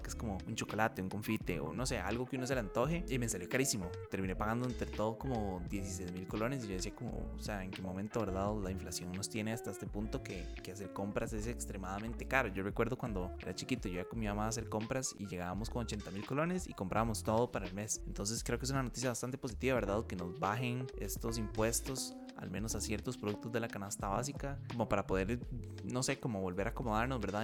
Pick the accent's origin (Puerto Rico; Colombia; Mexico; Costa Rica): Costa Rica